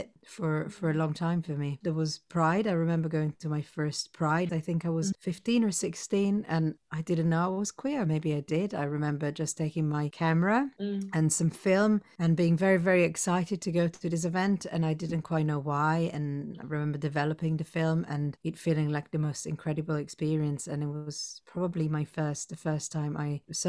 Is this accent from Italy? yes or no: yes; Rome, Lazio, Italy; moved away as an adult; now in Brighton, United Kingdom; I was born in Rome in 1982, which feels like a century and a half ago, in the Jewish community.